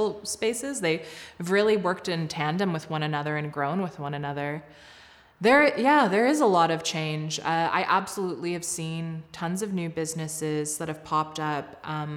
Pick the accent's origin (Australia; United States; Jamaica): United States; Southern United States; moved away as an adult; now in Calgary, Canada; I grew up in a fairly racially homogenous suburbs of the southern states